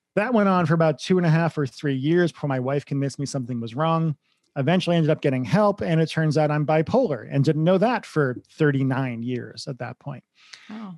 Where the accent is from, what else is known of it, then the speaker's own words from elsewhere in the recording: Grafton, Massachusetts, United States; moved away as an adult; also born or lived in Los Angeles; I grew up in Grafton, Massachusetts.